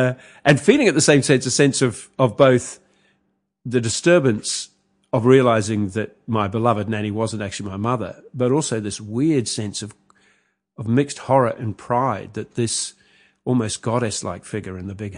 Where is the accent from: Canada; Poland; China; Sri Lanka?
Sri Lanka; because I was born in Sri Lanka, as it turns out, and spent early years there